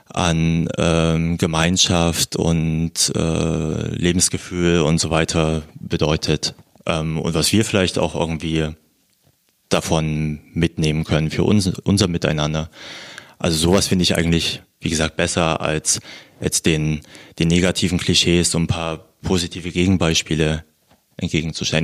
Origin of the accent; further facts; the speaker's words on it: Thuringia, Germany; now in Berlin, Germany; ich bin in Thüringen aufgewachsen